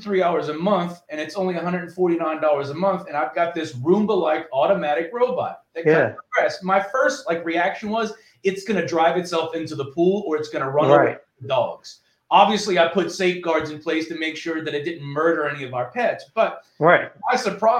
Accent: New Orleans, Louisiana, United States; now in Austin, United States; I grew up in New Orleans

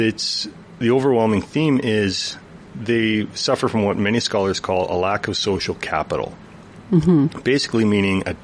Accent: Chetwynd, British Columbia, Canada; moved away as an adult; I grew up a half hour outside of Chetwynd, this side of Chetwynd

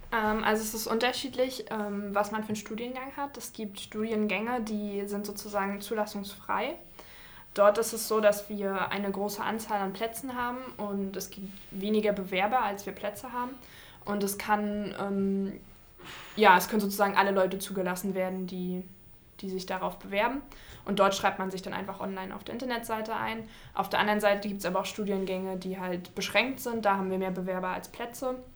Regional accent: Rostock, Mecklenburg-Vorpommern, Germany; Ja, also ich bin schon in Rostock zur Schule gegangen und bin deswegen dann in Rostock geblieben.

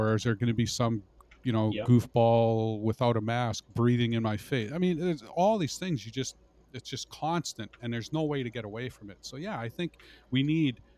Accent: Canada; We're Canadians.

